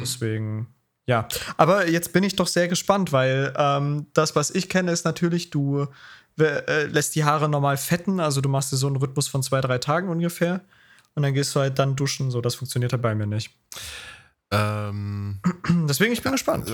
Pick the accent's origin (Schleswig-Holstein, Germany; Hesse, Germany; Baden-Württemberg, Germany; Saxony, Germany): Saxony, Germany; Taucha; Also Taucher mein, mein Heimatstadt, äh, wo ich wohne